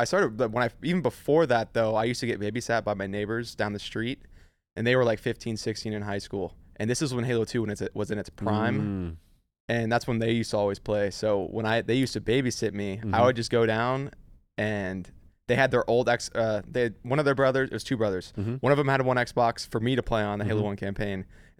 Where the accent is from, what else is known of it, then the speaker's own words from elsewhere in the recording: San Diego, California, United States; San Diego or Carlsbad.